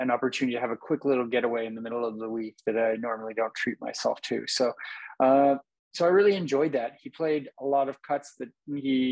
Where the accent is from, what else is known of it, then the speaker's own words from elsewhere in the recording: Napa, California, United States; now in Vacaville, United States; I'm from Napa. I grew up there and lived there for a long time.